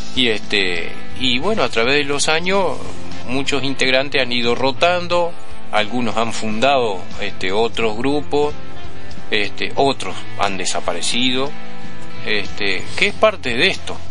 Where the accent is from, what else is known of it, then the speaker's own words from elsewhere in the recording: Uruguay; somos uruguayos